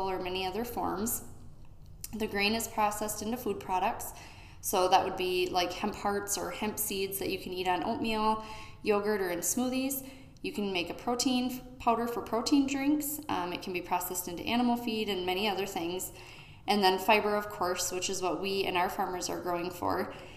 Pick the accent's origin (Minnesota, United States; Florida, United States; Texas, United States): Minnesota, United States; Olivia; I grew up here in Olivia